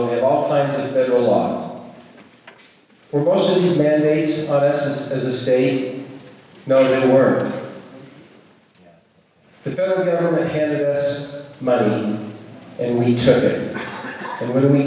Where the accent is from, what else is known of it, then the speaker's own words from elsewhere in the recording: Taylorsville, Utah, United States; moved away as an adult; also born or lived in Richfield, Utah / Silicon Valley / Alabama / North Carolina; I was born in Richfield, grew up in Taylorsville